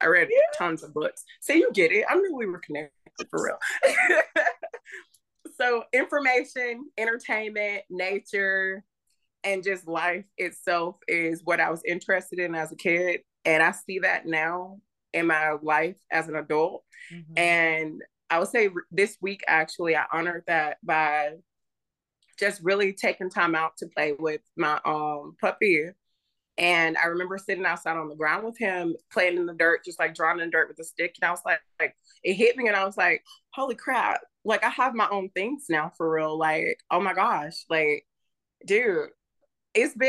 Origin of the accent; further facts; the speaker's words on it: the South, United States; also born or lived in North Dakota / Arkansas / Louisiana; I was born in North Dakota. My mom was in the Air Force. After she had me, she decided to move back down south. So I grew up mostly in Arkansas and Louisiana, the backwoods area